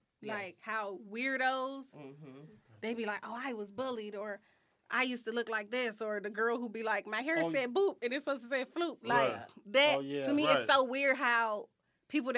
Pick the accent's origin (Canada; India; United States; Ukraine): United States; New York; I'm from New York